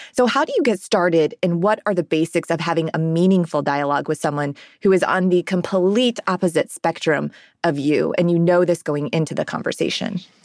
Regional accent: Ohio, United States; now in Nashville, United States; I'm from Ohio originally

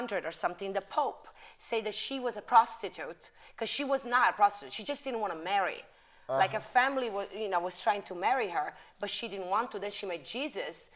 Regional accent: Bagheria, Sicily, Italy; English is a second language; moved away as an adult; now in Miami, United States; I was born in Sicily, okay. In a little town in Sicily called Bagheria. And then I came to the United States when I turned 18.

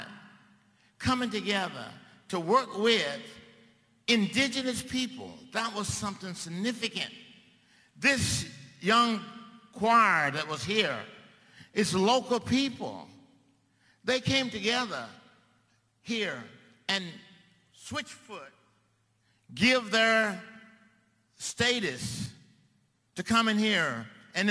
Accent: Mississippi, United States; moved away; my home state of Mississippi

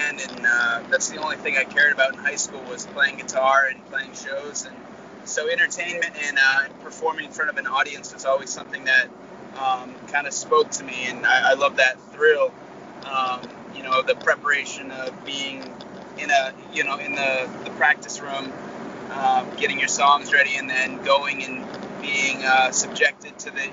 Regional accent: Maine, United States; I might be the only UFC, Bellator, and World Series of Fighting veteran ever out of the state of Maine.

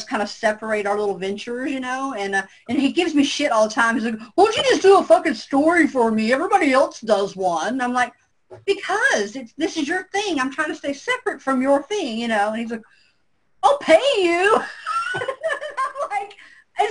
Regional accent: the South, United States; I'm from the South

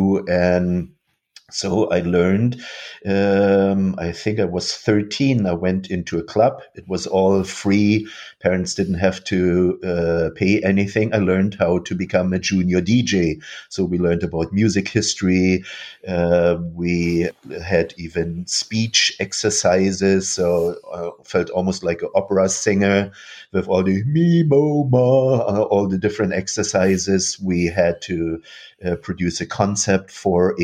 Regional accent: Rostock, Mecklenburg-Vorpommern, Germany; moved away; also born or lived in Dresden; moved from Dresden to Rostock, so directly at the Baltic Sea. And this is where I grew up

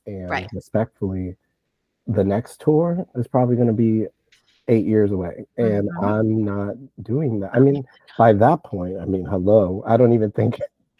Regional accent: Puerto Rico; They, you know, I'm from Puerto Rico.

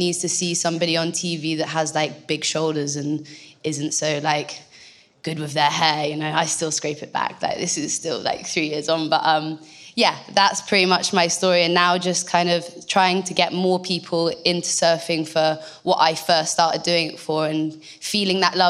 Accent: North Devon, South West England, United Kingdom; also born or lived in Bristol; I'm from North Devon. I was actually born in Bristol, and then my parents, we moved to North Devon when I was about six.

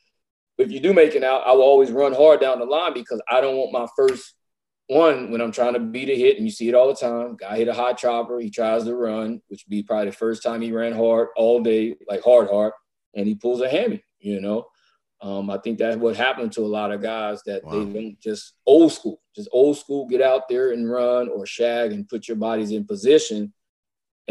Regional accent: Louisiana, United States; I'm from Louisiana

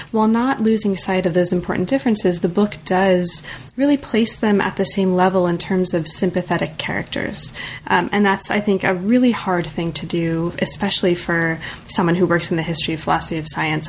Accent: United States; I'm very American

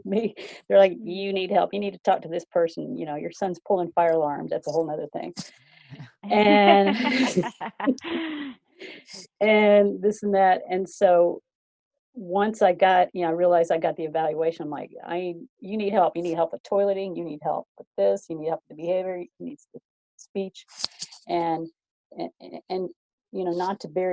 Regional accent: the South, United States; I'm from the South

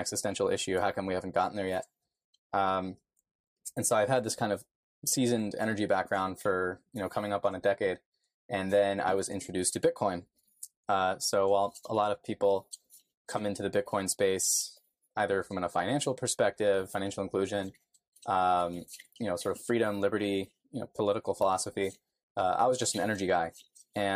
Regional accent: New York, United States; born and raised in New York

